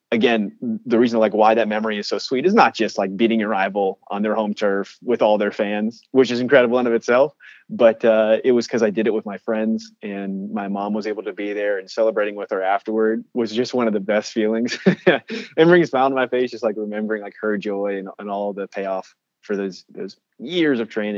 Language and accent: English; Alabama, United States; representing my home state and the premier school of my home state